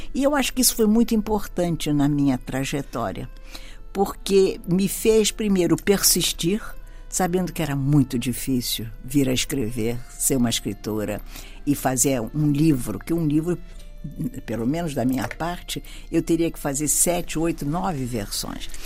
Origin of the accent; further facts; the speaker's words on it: Brazil; nasci no Brasil e filha de galegos, de origem